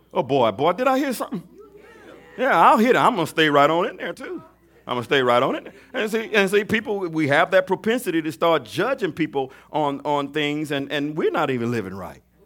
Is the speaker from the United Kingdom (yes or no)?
no; Mobile, Alabama, United States; I'm from Mobile, Alabama